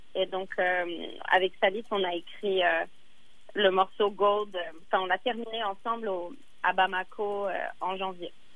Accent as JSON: {"language": "French", "region": "Dakar", "country": "Senegal", "tie": "born or raised there", "moved": "yes", "said": "j'ai passé mon enfance au Sénégal, à Dakar"}